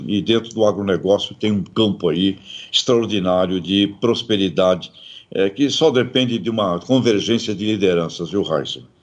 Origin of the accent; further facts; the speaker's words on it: Brazil; como brasileiro